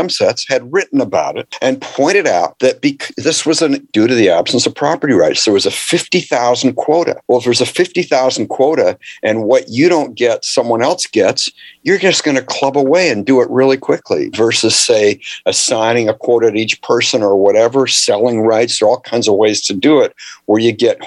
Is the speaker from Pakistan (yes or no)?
no; Canada; I grew up in Canada